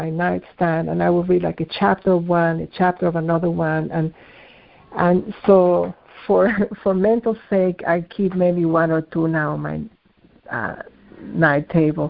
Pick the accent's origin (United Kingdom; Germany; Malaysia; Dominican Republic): Dominican Republic; moved away; also born or lived in Lebanon; Some of my family is from Lebanon, although I was born in the Dominican Republic